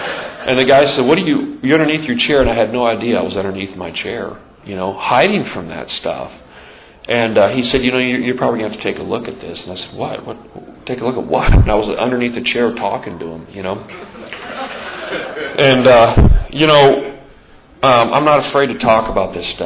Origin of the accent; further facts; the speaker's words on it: Montana, United States; moved away as an adult; I grew up out in the Northwest in a rough, tough part of the world